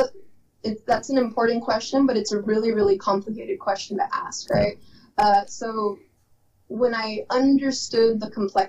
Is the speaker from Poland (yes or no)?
no; Calexico, California, United States; moved away; also born or lived in San Diego; growing up in the Imperial Valley, I was always like Mexican or Latina, or, you know, the Pocha Latina.